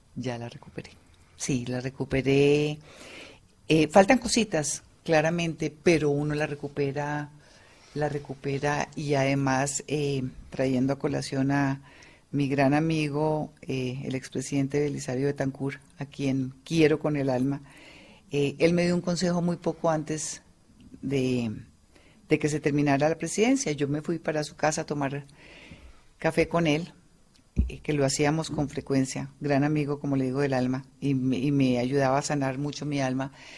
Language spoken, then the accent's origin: Spanish; Colombia; somos nosotros los colombianos